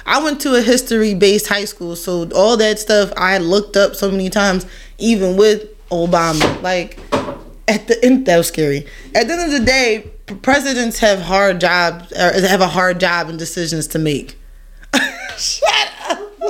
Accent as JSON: {"language": "English", "town": "Brooklyn", "region": "New York", "country": "United States", "tie": "born or raised there", "said": "I was raised out in Brooklyn."}